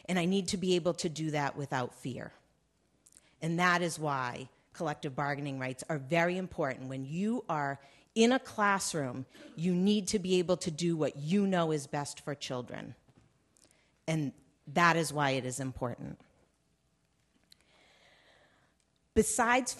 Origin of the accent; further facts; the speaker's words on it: Massachusetts, United States; I'm from the Commonwealth of Massachusetts, which I'm very proud to say is number one in the country